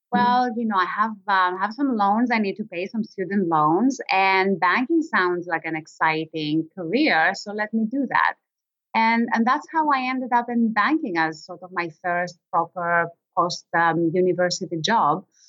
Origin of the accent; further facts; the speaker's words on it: Greece; I was born and raised in Greece